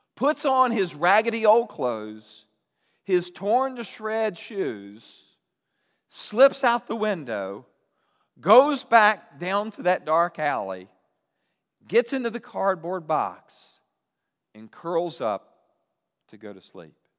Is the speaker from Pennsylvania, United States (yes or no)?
no; Roanoke, Virginia, United States; I grew up in Roanoke